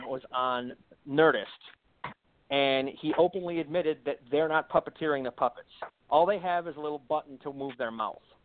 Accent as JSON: {"language": "English", "region": "Wisconsin", "country": "United States", "said": "I'm from the Midwest. Okay, I'm I'm Wisconsin. I'm, I'm a doughy Wisconsin guy"}